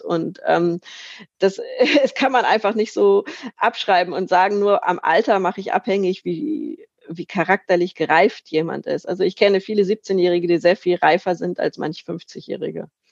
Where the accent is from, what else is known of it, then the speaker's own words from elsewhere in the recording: Lübeck, Schleswig-Holstein, Germany; in meiner Heimatstadt Lübeck